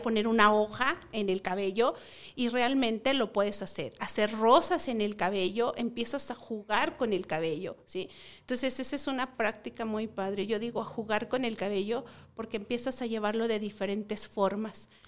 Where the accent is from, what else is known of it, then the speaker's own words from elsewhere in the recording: Tlaxcala, Mexico; venimos de Tlaxcala, del estado de Tlaxcala.